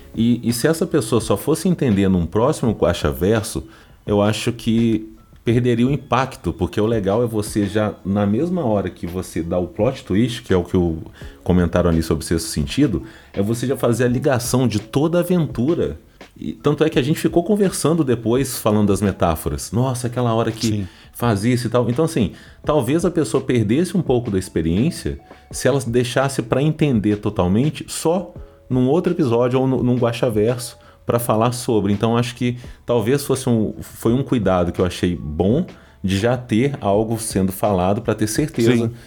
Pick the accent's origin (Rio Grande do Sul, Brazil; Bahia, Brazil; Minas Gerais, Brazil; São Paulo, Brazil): Minas Gerais, Brazil; eu sou mineiro